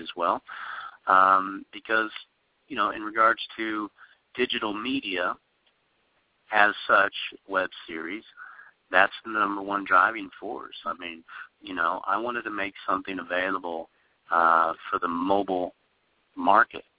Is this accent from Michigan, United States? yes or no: no; Kansas City, Missouri, United States; moved away as an adult; now in Los Angeles, United States; growing up in Kansas City, it's it's it's a smaller, you know, metropolis